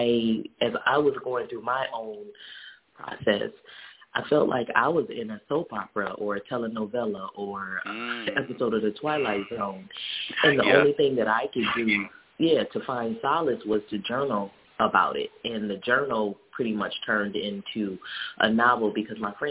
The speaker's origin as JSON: {"language": "English", "town": "Detroit", "region": "Michigan", "country": "United States", "tie": "born or raised there", "also_born_or_lived": "Jackson, Mississippi", "moved": "yes", "said": "this is my hometown. This is where I was born and raised"}